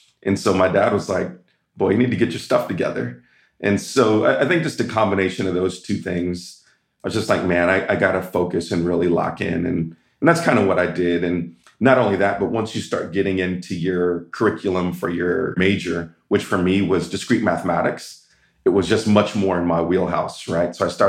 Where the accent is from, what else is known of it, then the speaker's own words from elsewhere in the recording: California, United States; I was raised in Southern California for high school and always thought that I'd go to UCLA or Stanford